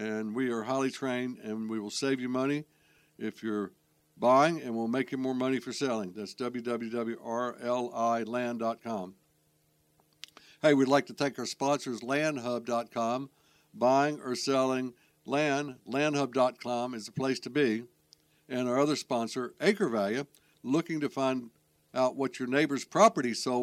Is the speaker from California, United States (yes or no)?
no; Charlotte, North Carolina, United States; I grew up in Charlotte, and it was a small town.